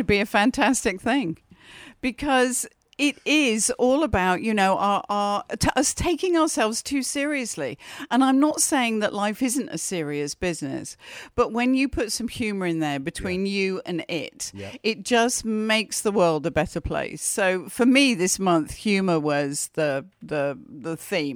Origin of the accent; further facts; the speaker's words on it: United Kingdom; And in Britain, we do that all the time.